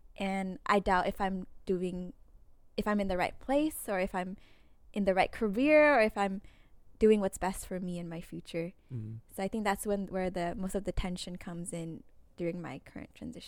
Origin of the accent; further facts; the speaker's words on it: Cache Valley, Utah, United States; I returned home. I returned back to my hometown of Cache Valley.